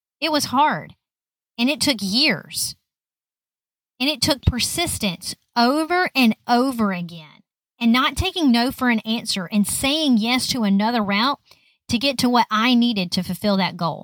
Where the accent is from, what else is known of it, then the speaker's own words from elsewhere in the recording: Lower Alabama, United States; I grew up in Lower Alabama